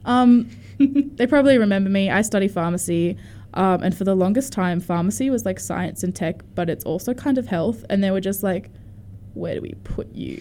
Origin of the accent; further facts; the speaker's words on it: Port, New South Wales, Australia; moved away; So I'm from Port